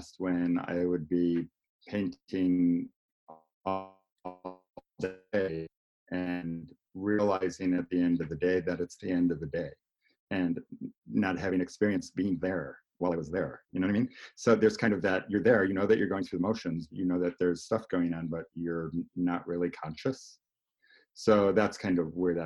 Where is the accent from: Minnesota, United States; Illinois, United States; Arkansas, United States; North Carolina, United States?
Illinois, United States; Arlington Heights; I grew up in Arlington Heights